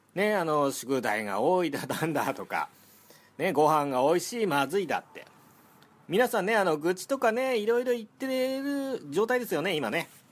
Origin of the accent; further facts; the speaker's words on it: Ishinomaki, Miyagi, Japan; moved away; 私の実家は石巻です